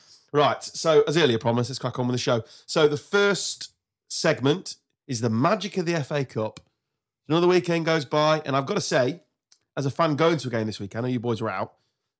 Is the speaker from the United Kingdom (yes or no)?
yes; England, United Kingdom; Well, no, we were because we're English.